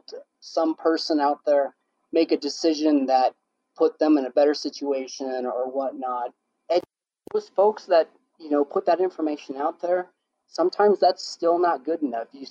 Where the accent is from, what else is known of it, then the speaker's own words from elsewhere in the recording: Nebraska, United States; I issue that are pushed out information for my hometown